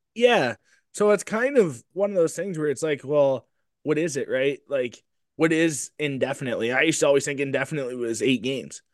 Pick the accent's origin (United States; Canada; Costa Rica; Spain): Canada; Delhi, Ontario; I'm from the Delhi, Ontario